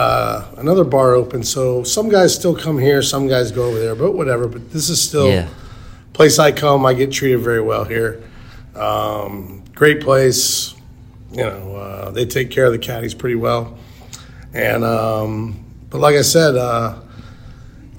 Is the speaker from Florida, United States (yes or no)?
yes; Tampa, Florida, United States; I'm from Tampa my whole life. Little backstory. Been here. I'm 51. I've been in Tampa since I was 47. Moved here when I was 4 years old.